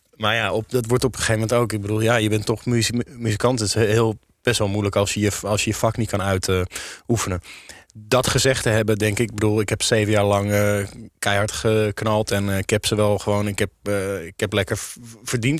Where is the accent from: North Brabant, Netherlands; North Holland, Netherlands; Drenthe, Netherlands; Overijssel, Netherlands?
North Holland, Netherlands; Amsterdam; Ook als Amsterdammer